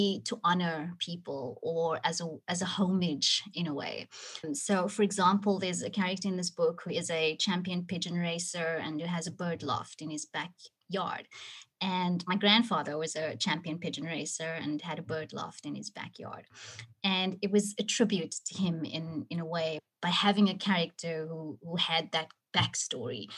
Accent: Cape Town, Western Cape, South Africa; Cape Town is my city, you know, it's my hometown

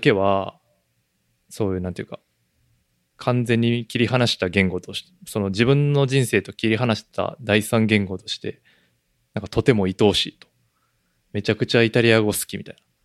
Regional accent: Japan; now in United States; 俺らは当然、日本人やから

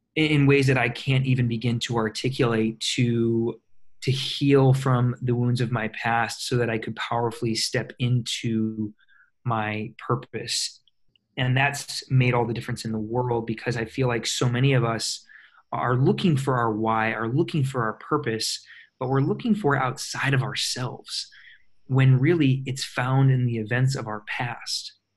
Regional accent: Michigan, United States; moved away as an adult; also born or lived in Minnesota / Chicago, Illinois; now in California, United States; I was born and raised in Michigan in a very very small town, little over a thousand people, uh, right on Lake Michigan

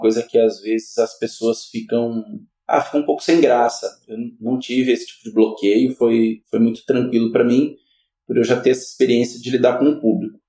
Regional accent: Campinas, São Paulo, Brazil; eu sou nascido aqui em Campinas, né, nascido e criado entre o Jardim Santana e o Dique 5

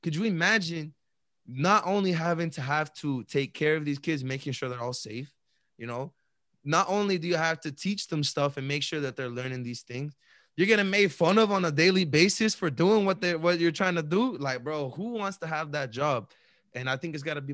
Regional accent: Chelsea, Massachusetts, United States; where we grew up in Chelsea

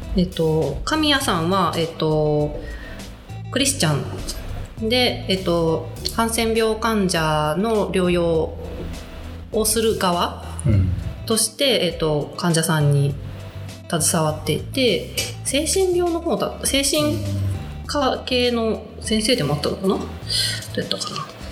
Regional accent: Tokyo, Japan; moved away as an adult; 私20うんと中学生から30代前半まで東京に住んでいて、うん、で20代後半ぐらいから、うん、えっ、ー、と地元その,、まあ、その時地元だった練馬で

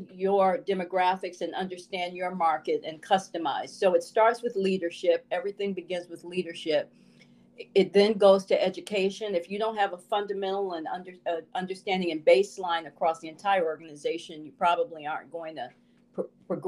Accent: Chicago, Illinois, United States; my experience growing up in Chicago in the 60s

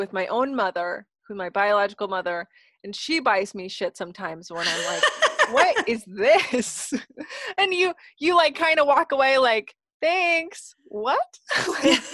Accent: Indiana, United States; I grew up in Indiana.

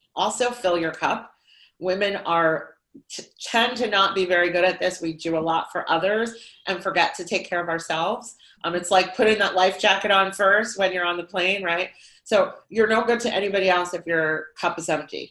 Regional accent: Lehigh Valley, Pennsylvania, United States; I grew up here in the Lehigh Valley, um, and I've lived, stayed in the Lehigh Valley my entire life

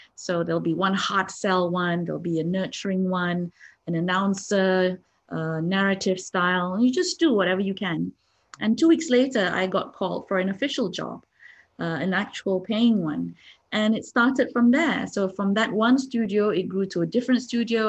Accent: Malaysia; I'm from Malaysia.

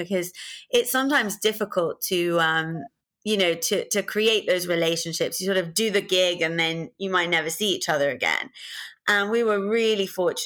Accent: London, United Kingdom; I'm born and brought up in London in the UK

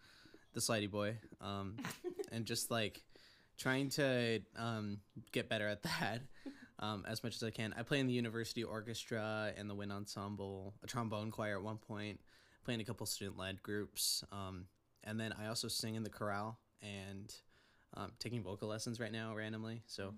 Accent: Central Point, Oregon, United States; now in Santa Clarita, United States; No, I'm from Central Point, Oregon. If you don't know where that is, it's right above Medford. And it's about a half hour away from the California border

